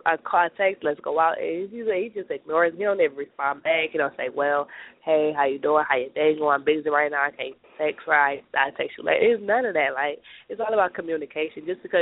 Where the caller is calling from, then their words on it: Detroit, Michigan, United States; I'm calling from Detroit, Michigan.